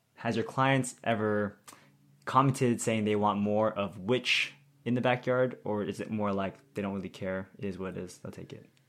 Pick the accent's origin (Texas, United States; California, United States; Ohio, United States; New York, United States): California, United States; Bay Area; I'm from the Bay Area